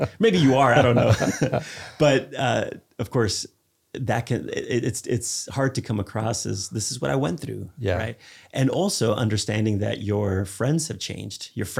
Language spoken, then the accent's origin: English; Spain; I grew up in Spain. I've traveled all over the world.